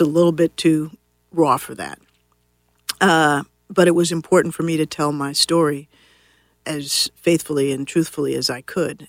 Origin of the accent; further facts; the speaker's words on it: Washington, District of Columbia, United States; I grew up here in Washington D.C.